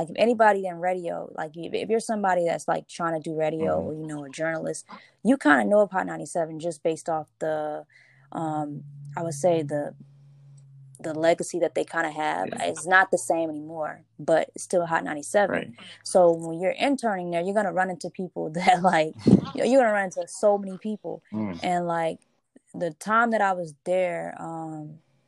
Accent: Charlotte, North Carolina, United States; moved away as an adult; also born or lived in New York; I'm originally from Charlotte, North Carolina, but we met in college.

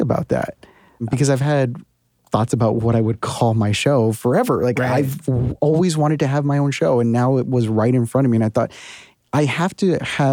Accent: United States; moved away as an adult; now in New York, United States; I can speak about border life because that's been my life for 30 years now. Even though I haven't lived there for 8 years

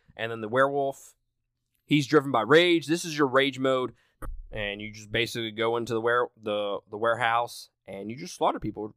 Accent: Mississippi, United States; I'm from Mississippi

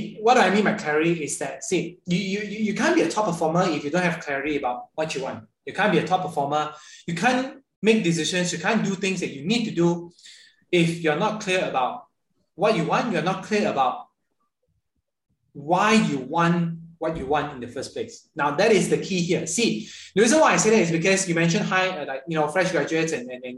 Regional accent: Ipoh, Perak, Malaysia; moved away as an adult; 17 years of my life, I've actually never been out of my little kind of like kampung in Ipoh.

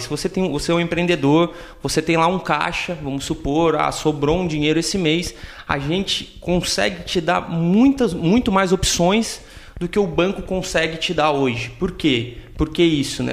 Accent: Tubarão, Santa Catarina, Brazil; sou natural aqui de Tubarão

